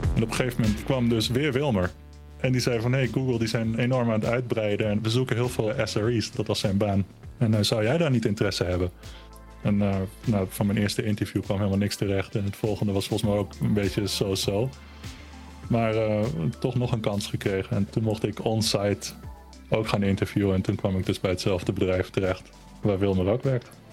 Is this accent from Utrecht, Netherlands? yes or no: no; Almere, Flevoland, Netherlands; born or raised there; first language German; Dutch is a second language; also born or lived in Berlin, Germany